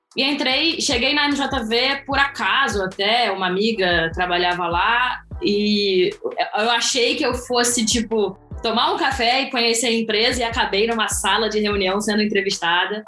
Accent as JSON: {"language": "Portuguese", "region": "Rio de Janeiro", "country": "Brazil", "moved": "as an adult", "lives_now": "Portugal", "said": "sou carioca, do carnaval de rua do Rio"}